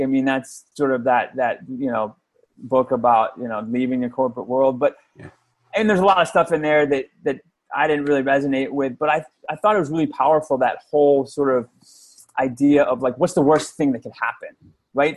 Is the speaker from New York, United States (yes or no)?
yes; outside of New York City, United States; moved away; I grew up outside of New York City.